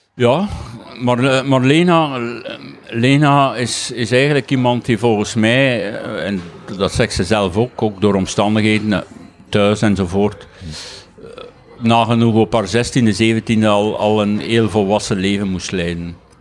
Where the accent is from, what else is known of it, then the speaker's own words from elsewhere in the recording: Waasland, East Flanders, Belgium; accent: East Flemish, Waasland; mijn Oost-Vlaams, mijn Waaslands accent zit er nog altijd